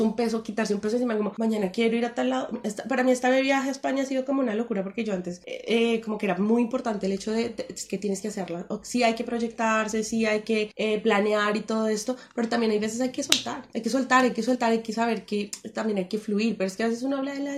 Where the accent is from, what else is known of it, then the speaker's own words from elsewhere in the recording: Colombia; como uno como colombiano siempre como que le hablan de los dichos